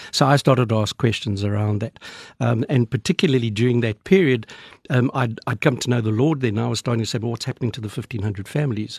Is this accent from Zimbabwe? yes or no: yes; Zimbabwe; also born or lived in Australia; now in South Africa; I was um, born in then Rhodesia, now Zimbabwe, from Scottish parents, uh, live in South Africa, but travel on an Australian passport